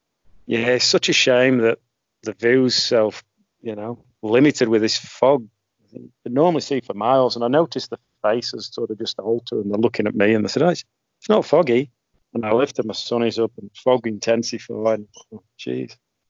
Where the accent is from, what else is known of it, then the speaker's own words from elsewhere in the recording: Australia; accent: mongrel, mixed; So novel to go back there with my mongrel accent representing Australia surrounded by the Poms.